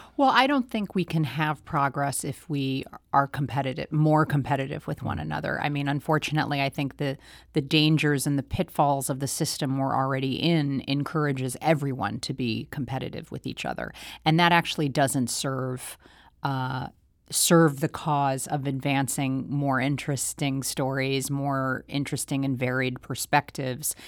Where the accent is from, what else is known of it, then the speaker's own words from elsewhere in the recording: St. Louis, Missouri, United States; growing up in Saint Louis.